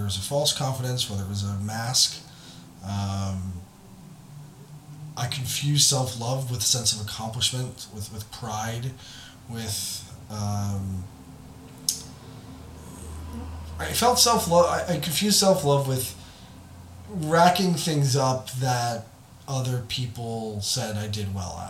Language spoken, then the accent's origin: English; United States; as American